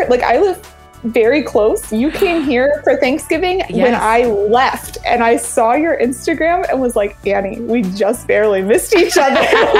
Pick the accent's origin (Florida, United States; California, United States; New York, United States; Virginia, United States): Virginia, United States; Williamsburg; I'm from Williamsburg, Virginia, and I am a middle school counselor